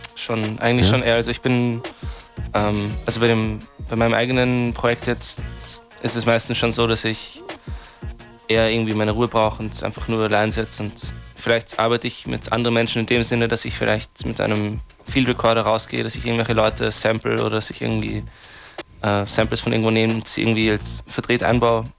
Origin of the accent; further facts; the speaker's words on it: Austria; ich bin ja Österreicher auch